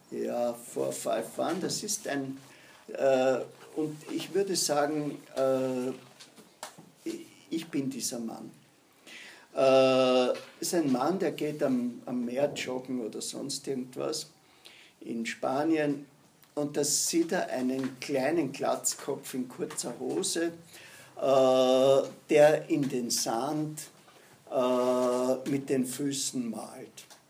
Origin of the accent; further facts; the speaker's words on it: Austria; Sind wir Österreicher